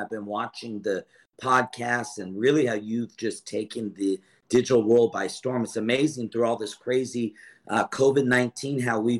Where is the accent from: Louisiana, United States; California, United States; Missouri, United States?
California, United States; also born or lived in Lodi; I grew up in California, the area that you're in. I was born in Lodi.